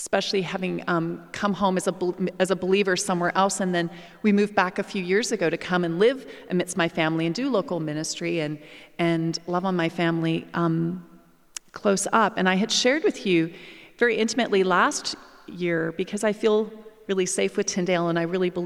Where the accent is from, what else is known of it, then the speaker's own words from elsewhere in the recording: Canada; moved away as an adult; also born or lived in England / United States; Whenever I came back to Canada, and particularly my hometown